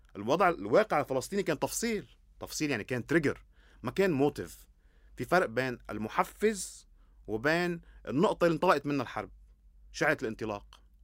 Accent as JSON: {"language": "Arabic", "country": "Lebanon", "said": "انا لما اقول انا لبناني شو يعني انا لبناني"}